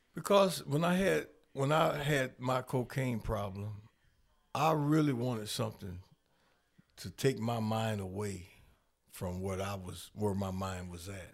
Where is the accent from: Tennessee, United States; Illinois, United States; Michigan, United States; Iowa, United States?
Illinois, United States; Rockford; I'm born and raised in Rockford